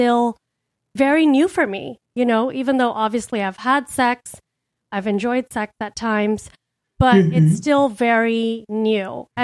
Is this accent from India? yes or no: yes; India; I grew up in a patriarchal culture. I'm Indian.